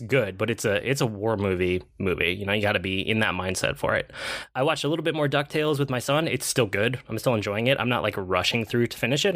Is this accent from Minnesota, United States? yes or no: yes; Minnesota, United States; I'm Minnesotan.